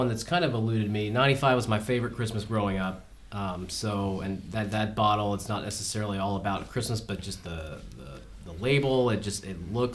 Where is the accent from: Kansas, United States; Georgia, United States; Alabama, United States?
Georgia, United States; growing up in Georgia